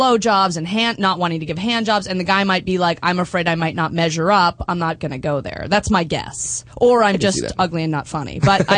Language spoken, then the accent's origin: English; Boston, Massachusetts, United States; No, I'm from Boston.